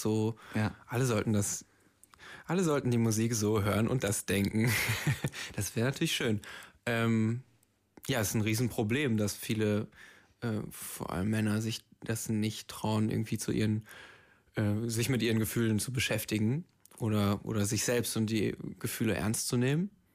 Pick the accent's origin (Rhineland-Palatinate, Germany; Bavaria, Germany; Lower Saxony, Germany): Lower Saxony, Germany; Braunschweig; moved away; in meiner Heimat in Braunschweig